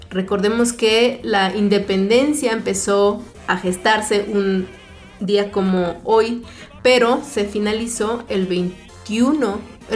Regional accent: Mexico; hablar de lo que somos, de lo que hacemos bien como mexicanos.

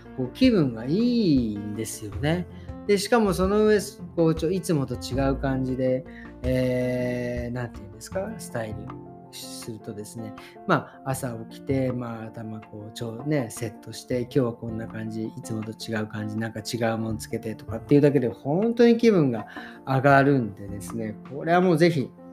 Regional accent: Japan; born or raised there

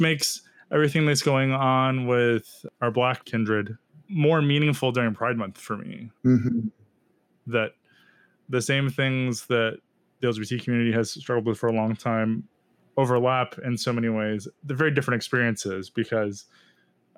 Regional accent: Texas, United States; I grew up in Texas, which is obviously a red state

